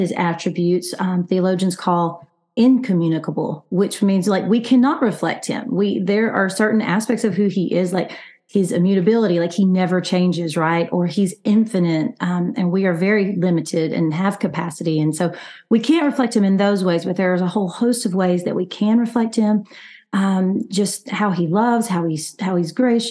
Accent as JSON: {"language": "English", "region": "Alabama", "country": "United States", "moved": "yes", "lives_now": "El Paso, United States", "said": "I'm from Alabama, but I live in El Paso, Texas"}